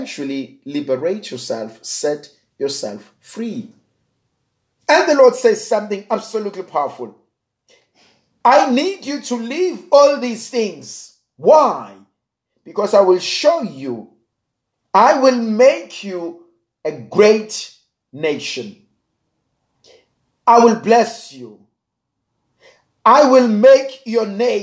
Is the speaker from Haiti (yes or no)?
no; South Africa; I'm a South African